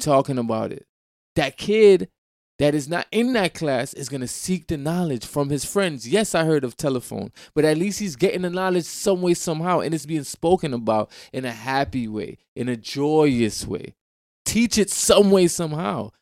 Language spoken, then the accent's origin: English; Jamaica; I'm Jamaican. I grew up in a Caribbean, you know what I'm saying, environment